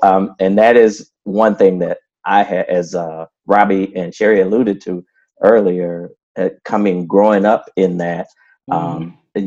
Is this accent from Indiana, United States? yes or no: no; Flint, Michigan, United States; moved away; also born or lived in Lincoln, Illinois; I was actually born in little people don't know that little town Lincoln, Illinois, but I grew up in Flint, Michigan